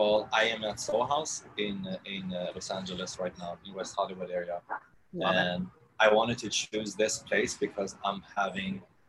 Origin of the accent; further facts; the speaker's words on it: southern Sweden, Sweden; also born or lived in Kosovo; Growing up, I did grow up in south of Sweden